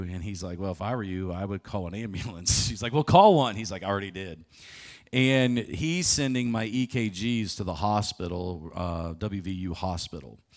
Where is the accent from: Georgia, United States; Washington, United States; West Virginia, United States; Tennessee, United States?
West Virginia, United States; Morgantown; I get to run a marathon in my hometown